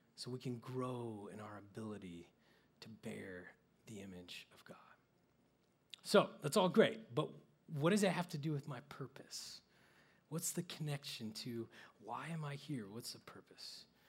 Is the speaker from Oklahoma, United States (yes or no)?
yes; Oklahoma, United States; I grew up in Oklahoma where there's no lights and really no cities to speak